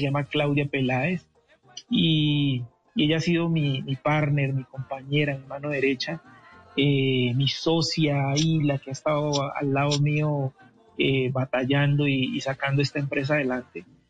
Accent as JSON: {"language": "Spanish", "town": "Cali", "region": "Valle del Cauca", "country": "Colombia", "tie": "born or raised there", "said": "yo nací en Cali"}